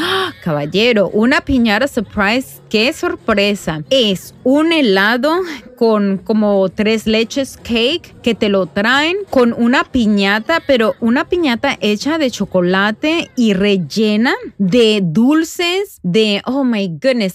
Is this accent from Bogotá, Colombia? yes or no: no; Medellín, Antioquia, Colombia; now in New Jersey, United States; Soy una mamá latina, nacida en Medellín, Colombia, aquí viviendo en Nueva Jersey